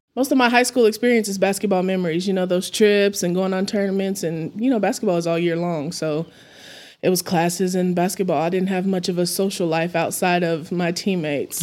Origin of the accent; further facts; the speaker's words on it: Amarillo, Texas, United States; I'm born and raised in Amarillo